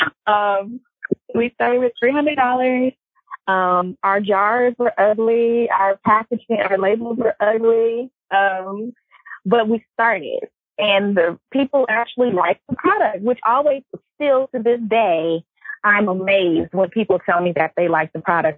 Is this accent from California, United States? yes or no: yes; Los Angeles, California, United States; I'm from Los Angeles